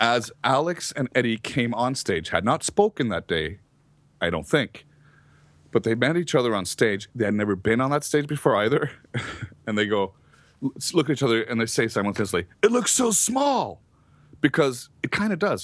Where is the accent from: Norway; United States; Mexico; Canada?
Norway; I came in from Norway.